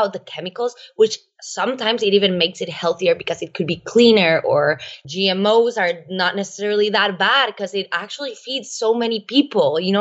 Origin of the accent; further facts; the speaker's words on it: Costa Rica; I am actually Costa Rican. I was born and raised in Costa Rica